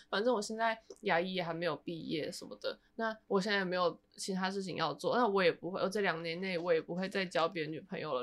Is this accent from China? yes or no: no; Taiwan; moved away; 我现在我是台湾人欸